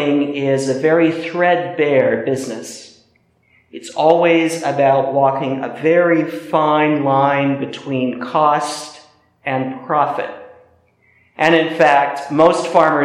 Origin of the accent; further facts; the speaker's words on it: Midwest, United States; moved away; my cousin Jacob, who still works the land in the Midwest where I grew up